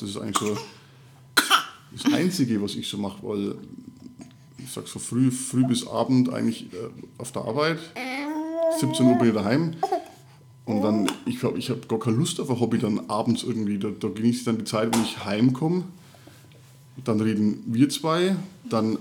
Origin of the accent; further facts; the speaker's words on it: Middle Franconia, Bavaria, Germany; accent: Franconian; now in Upper Palatinate, Germany; ich komme gebürtig äh, nicht aus Erfurt, auch nicht aus der Oberpfalz, sondern aus äh, Mittelfranken